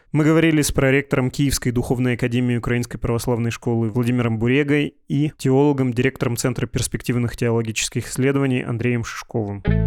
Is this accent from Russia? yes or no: yes; Urals, Russia; moved away; В моем родном городе на Урале, в небольшой деревянной церкви